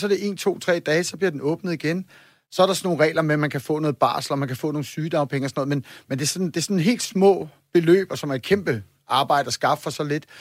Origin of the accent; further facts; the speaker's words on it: Copenhagen, Capital Region of Denmark, Denmark; jeg er bare københavner